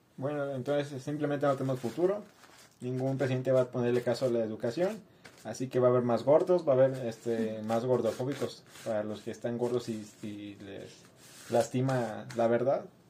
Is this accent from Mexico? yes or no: yes; Mexico; fue mal implementada en México. Y claro ejemplo de eso soy yo y mis compañeros de primaria y secundaria que crecieron así.